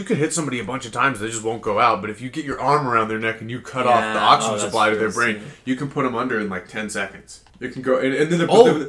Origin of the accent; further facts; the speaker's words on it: Liverpool, North West England, United Kingdom; I'm a Scouser. Scousers don't get knocked out.